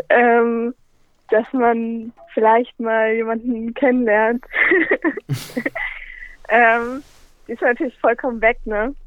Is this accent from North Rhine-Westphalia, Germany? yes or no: no; Berlin, Germany; also born or lived in Linz; ich komme aus Berlin